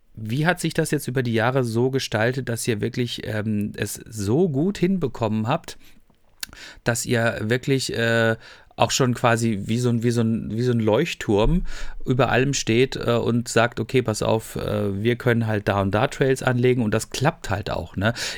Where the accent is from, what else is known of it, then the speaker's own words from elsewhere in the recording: Freiburg, Baden-Württemberg, Germany; now in North Rhine-Westphalia, Germany; ich bin ja selber Freiburger